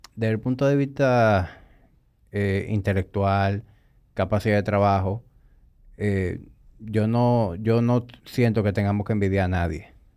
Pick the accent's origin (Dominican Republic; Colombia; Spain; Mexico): Dominican Republic; me siento orgulloso de ser dominicano